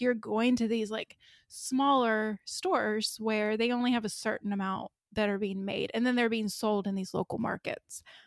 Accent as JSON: {"language": "English", "country": "United States", "said": "I'm American"}